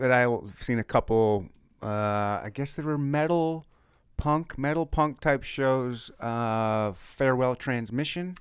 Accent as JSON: {"language": "English", "region": "Michigan", "country": "United States", "moved": "yes", "said": "I'm from Michigan"}